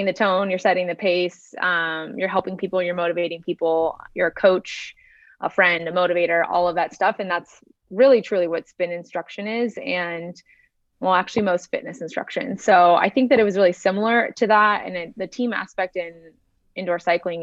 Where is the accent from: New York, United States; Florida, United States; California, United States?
California, United States; Southern; now in Boston, United States; I'm from Southern California, very young swimming on a swim team.